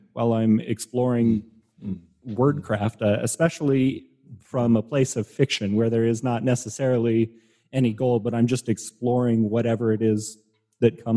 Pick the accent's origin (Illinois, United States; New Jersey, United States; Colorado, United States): Colorado, United States; The growing up in Colorado